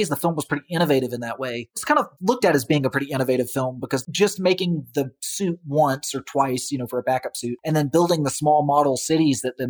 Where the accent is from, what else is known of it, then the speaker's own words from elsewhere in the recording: United States; I'm an American